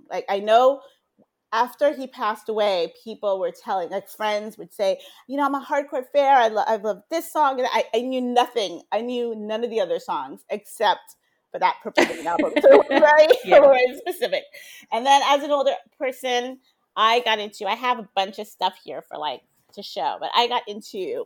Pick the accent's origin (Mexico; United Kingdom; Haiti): Haiti; now in Miami, United States; I was growing up in Haiti